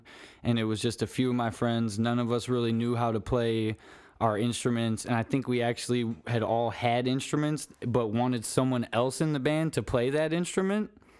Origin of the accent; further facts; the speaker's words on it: Cleveland, Ohio, United States; I was as a kid growing up in Cleveland